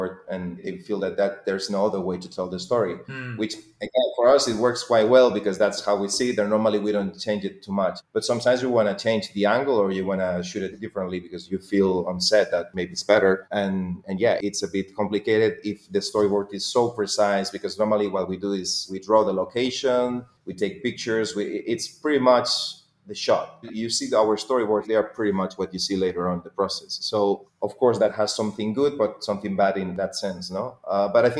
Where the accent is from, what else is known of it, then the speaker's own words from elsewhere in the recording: Spain; I'm from Spain